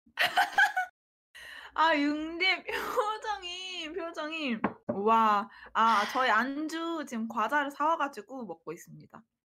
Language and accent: Korean; Tongyeong, South Gyeongsang, South Korea; moved away; 저는 통영에서 왔는데